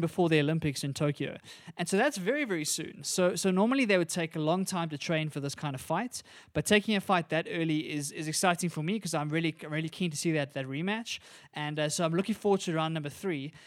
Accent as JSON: {"language": "English", "country": "South Africa", "said": "as a South African"}